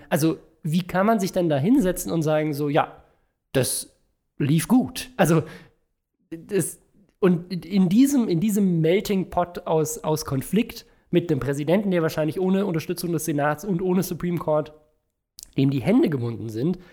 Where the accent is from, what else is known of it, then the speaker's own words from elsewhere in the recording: Germany; bei uns in Deutschland